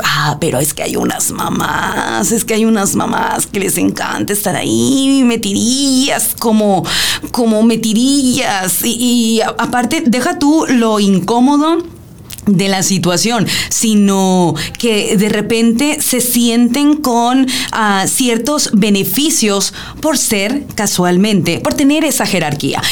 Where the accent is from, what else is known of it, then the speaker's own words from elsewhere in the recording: Mexico; como bien mexicanos, en una eh, cultura muy matriarcal